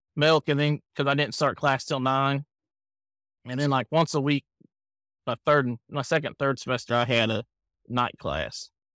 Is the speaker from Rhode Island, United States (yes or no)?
no; Camden, Ohio, United States; now in Kentucky, United States; We grew up in Ohio, Camden, which is between Cincinnati and Dayton